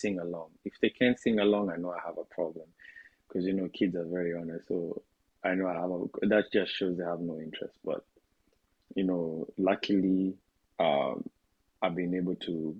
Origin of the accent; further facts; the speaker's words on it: Kenya; as a Kenyan